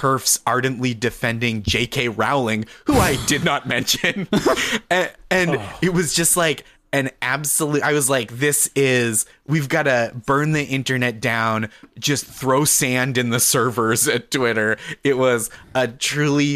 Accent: United States; as an American

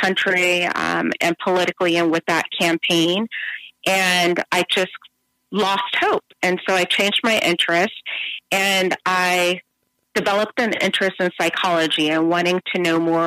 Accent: San Bernardino, California, United States; I am originally from San Bernardino, California. I grew up in a single-parent household, and if you know San Bernardino

